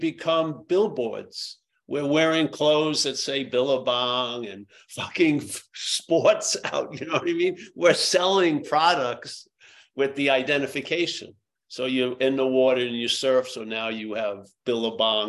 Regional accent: New York, United States; I was from New York

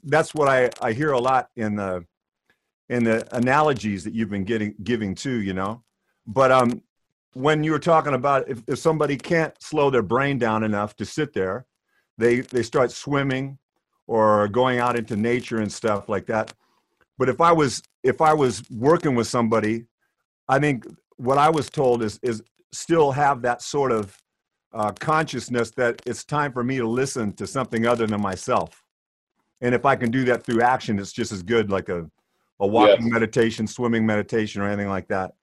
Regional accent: Oroville, California, United States; also born or lived in Worcestershire, England; now in United Kingdom; I'm from Oroville, California, originally. But I've been living in the UK since 1993

